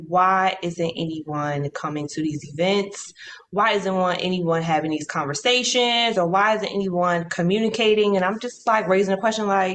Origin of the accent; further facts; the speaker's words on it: United States; I'm American